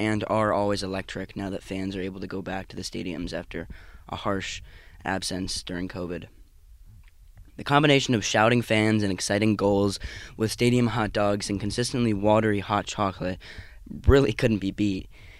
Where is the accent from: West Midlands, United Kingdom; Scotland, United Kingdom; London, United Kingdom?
London, United Kingdom; moved away; Growing up in London